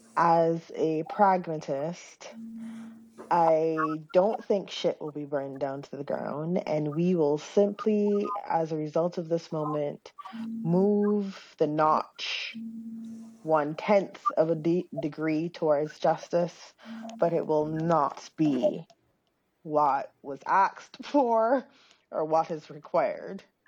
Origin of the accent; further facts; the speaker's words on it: Barbados; moved away; also born or lived in Grenada; growing up in Barbados, like being from Grenada